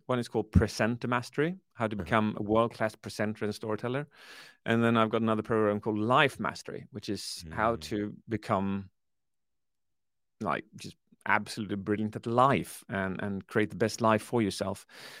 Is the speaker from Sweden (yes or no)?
yes; Sweden; Yes, I launched it on the 8th of November last year in Sweden, where I come from, I'm British, half Swedish